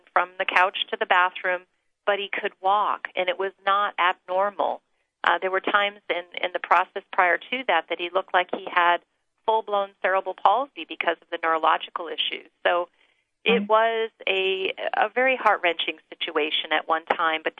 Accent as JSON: {"language": "English", "region": "Northeast", "country": "United States", "tie": "born or raised there", "moved": "yes", "lives_now": "Northern California, United States", "said": "growing up in the Northeast."}